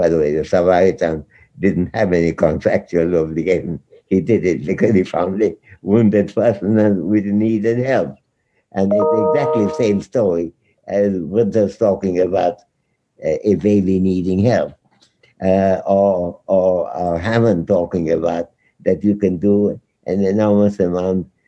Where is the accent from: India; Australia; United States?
India; as an Indian